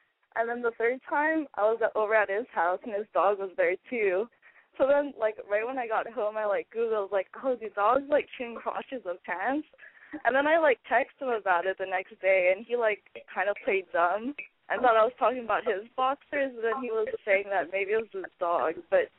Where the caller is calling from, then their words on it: Los Angeles, California, United States; I'm 23 and I'm calling from LA.